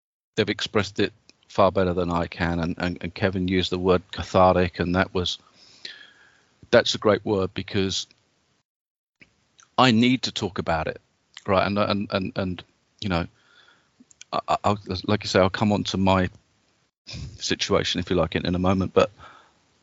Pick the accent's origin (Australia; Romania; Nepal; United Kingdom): United Kingdom; accent: British; also born or lived in Texas; I'm British